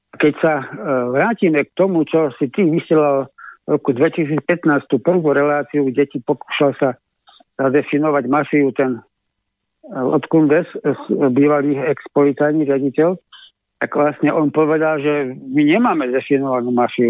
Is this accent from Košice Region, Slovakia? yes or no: no; Lieskové, Trenčín Region, Slovakia; u nás v Lieskovom